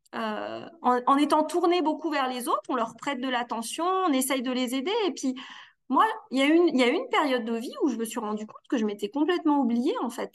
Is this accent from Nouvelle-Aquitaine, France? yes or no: no; Annecy, Auvergne-Rhône-Alpes, France; now in Valence, France; je suis née euh, dans une fratrie de quatre enfants, donc à Annecy, en Haute-Savoie